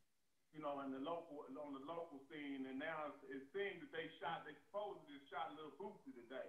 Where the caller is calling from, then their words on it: Texas, United States; I'm calling in from Texas, right?